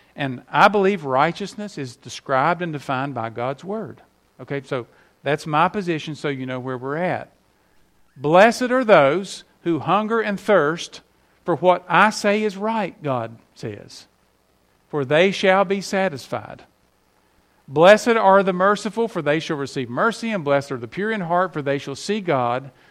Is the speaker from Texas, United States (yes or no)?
no; West Virginia, United States; moved away; up there in my home state